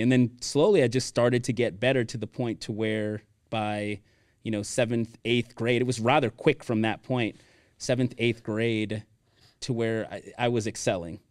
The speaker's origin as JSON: {"language": "English", "town": "Miami", "region": "Florida", "country": "United States", "tie": "born or raised there", "also_born_or_lived": "Weston, Florida", "moved": "as an adult", "lives_now": "Texas, United States", "said": "born and raised in Miami, Florida"}